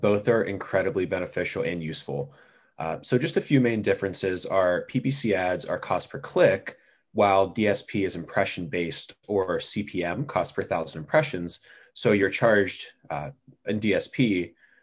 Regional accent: Pennsylvania, United States; my home state of Pennsylvania

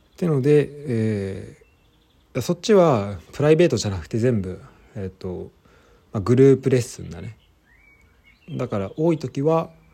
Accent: Japan; moved away as an adult; also born or lived in France; 日本で普通に、えー、生まれ育って

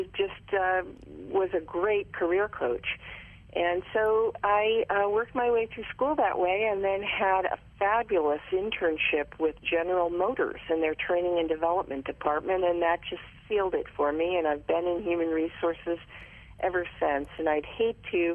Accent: Ashtabula, Ohio, United States; also born or lived in San Francisco Bay Area; now in Atlanta, United States; I actually grew up in northeastern Ohio in a very, very small town right up on Lake Erie in the snow belt called Ashtabula

